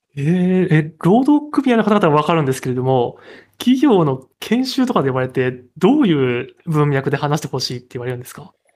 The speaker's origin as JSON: {"language": "Japanese", "region": "Kansai", "country": "Japan", "tie": "born or raised there", "moved": "yes", "lives_now": "Tokyo, Japan", "said": "関西に住んでた頃は、まあ、関西出身なんですけれど"}